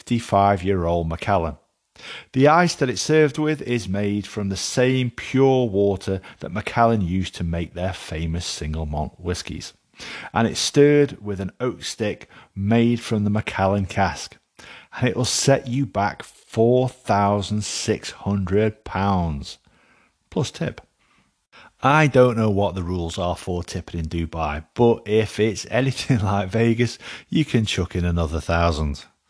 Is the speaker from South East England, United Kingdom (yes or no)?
no; Alsager, North West England, United Kingdom; A barmaid in the Wilbraham Arms, which is a pub in my hometown of Alsager, first told me about this.